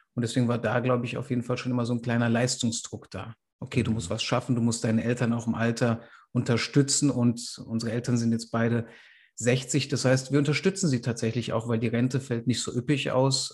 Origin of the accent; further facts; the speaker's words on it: Frankfurt am Main, Hesse, Germany; wir sind in Frankfurt am Main aufgewachsen